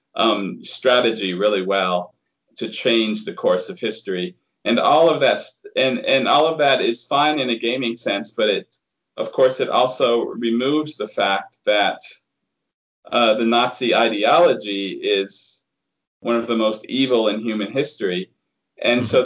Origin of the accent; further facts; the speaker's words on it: United States; the attitude that I grew up with being an American